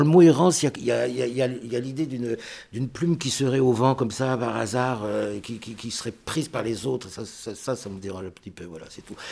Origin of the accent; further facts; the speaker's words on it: France; Je suis français